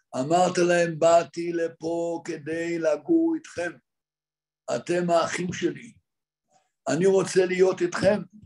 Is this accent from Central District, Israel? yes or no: no; Jerusalem, Jerusalem District, Israel; also born or lived in Migdal HaEmek; אני נולדתי בירושלים, דור שישי ירושלמי. אבא שלי, זכר צדיק לברכה, היה אחד מגדולי הדור בישראל וגר במאה שערים בירושלים. ושם אני גדלתי